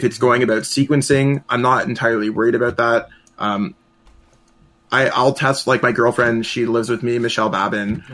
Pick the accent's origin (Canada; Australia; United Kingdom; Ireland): Canada; as a Canadian